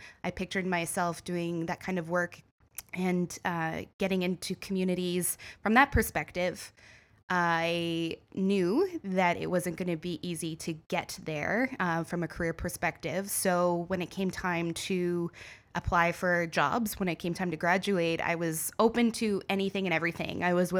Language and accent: English; Renfrew, Ontario, Canada; now in Toronto, Canada; I grew up in Renfrew, Ontario, so I am a small town girl turned city person.